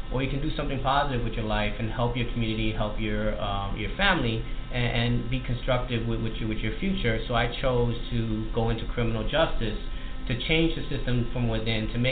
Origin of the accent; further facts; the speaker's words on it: New York City, New York, United States; when I was growing up in East New York, Brooklyn.